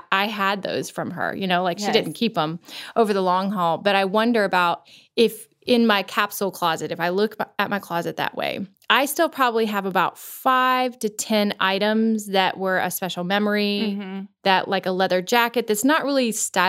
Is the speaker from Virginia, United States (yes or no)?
no; Florida, United States; now in Nashville, United States; You know, I grew up in Florida. I never had a winter coat my whole life, right? Yeah. Well, we're now in Nashville.